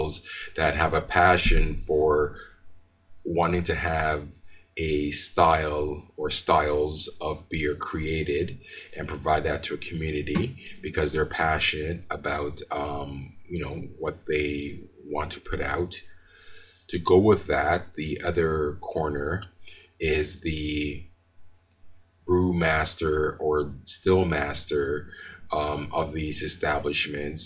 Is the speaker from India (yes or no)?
no; Montreal, Quebec, Canada; moved away as an adult; also born or lived in Jamaica; now in Calgary, Canada; I was born in Jamaica. My father brought me and my mother to Canada in 1974. And I've been living in Montreal, Quebec since then up until 1997